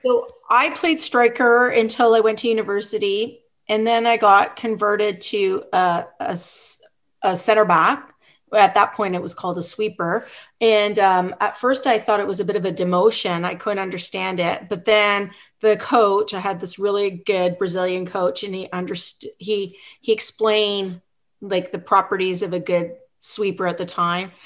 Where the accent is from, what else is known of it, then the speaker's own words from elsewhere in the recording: Revelstoke, British Columbia, Canada; moved away as an adult; also born or lived in Vancouver / Ottawa; now in Ontario, Canada; I grew up in British Columbia in this small town called Revelstoke